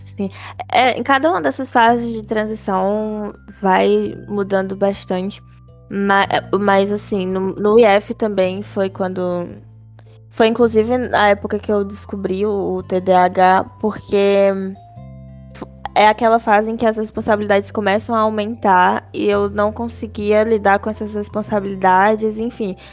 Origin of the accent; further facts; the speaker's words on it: Cascavel, Ceará, Brazil; also born or lived in São Paulo; daqui de Cascavel, que é a minha cidade natal